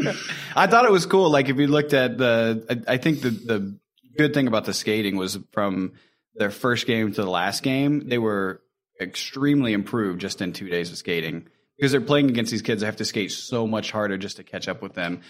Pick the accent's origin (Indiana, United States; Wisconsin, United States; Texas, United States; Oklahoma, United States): Indiana, United States; moved away; we're originally from Indiana